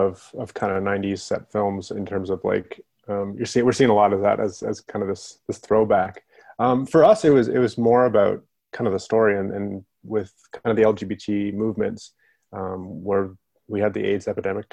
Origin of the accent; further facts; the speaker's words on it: Calgary, Alberta, Canada; also born or lived in Vancouver; Yeah, I grew up in Canada. I grew up kind of all over. We were a family that moved around a lot, but mostly Calgary, Alberta. And I moved out to Vancouver when I was like 18, 19.